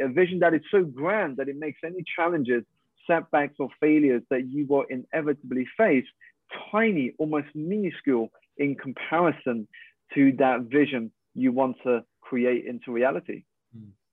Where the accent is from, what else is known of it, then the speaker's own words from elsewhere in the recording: United Kingdom; i'm Malaysian Chinese. I was born here in the UK to two Malaysian parents